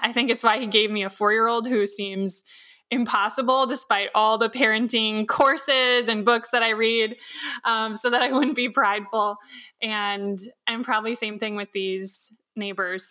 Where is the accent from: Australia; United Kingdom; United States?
United States; Wisconsin; also born or lived in California; I was born in California originally, and as a kid, I vaguely remember before we moved, uh, here to Wisconsin